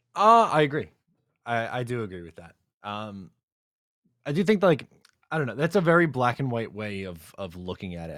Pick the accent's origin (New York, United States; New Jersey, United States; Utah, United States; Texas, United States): New York, United States; Long Island; I'm from Long Island